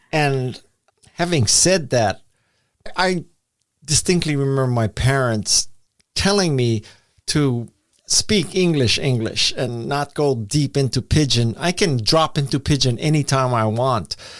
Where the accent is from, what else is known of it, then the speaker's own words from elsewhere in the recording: Honolulu, Hawaii, United States; accent: pidgin; moved away as an adult; I was born and raised in Honolulu, Hawaii